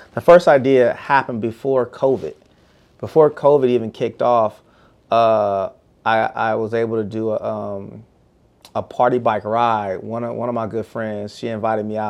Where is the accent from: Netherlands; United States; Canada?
United States; Bay Area, California; now in Houston, United States; I'm from the Bay Area